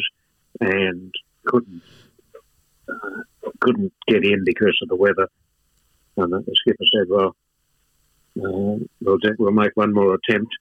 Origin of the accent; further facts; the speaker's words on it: Sydney, New South Wales, Australia; I was born in Ashfield in Sydney